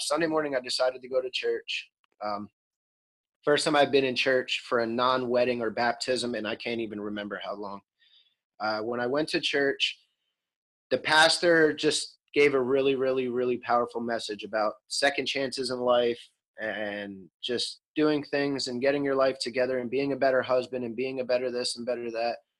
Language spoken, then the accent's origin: English; Bethlehem, Pennsylvania, United States